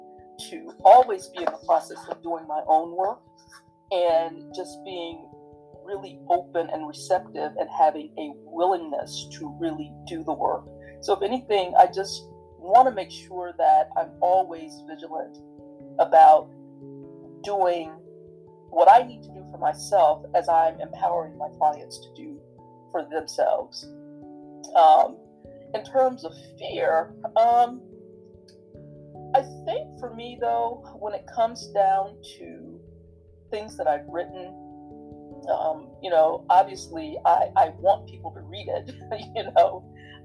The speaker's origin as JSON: {"language": "English", "region": "the South", "country": "United States", "tie": "born or raised there", "said": "my life growing up in the South"}